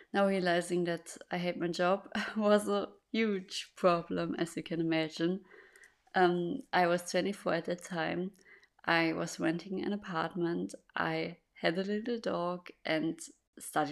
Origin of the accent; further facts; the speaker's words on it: Germany; English is a second language; I'm born and raised in Germany, and that's also where I live.